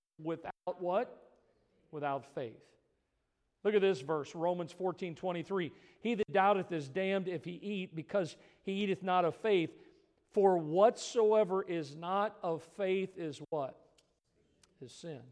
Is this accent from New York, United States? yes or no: no; Missouri, United States; I grew up in Missouri, the show me state.